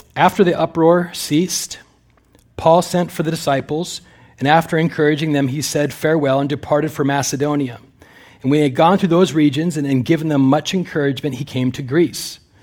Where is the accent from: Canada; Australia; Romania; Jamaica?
Canada; also born or lived in California; now in United States; I'm a Canadian citizen, although I'm in the middle of applying for Amer-, American citizenship